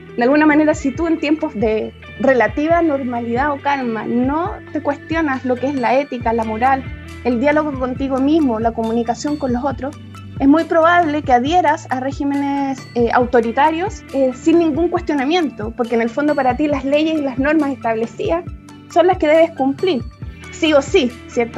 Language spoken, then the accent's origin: Spanish; Chile; Nosotros como ciudadanos chilenos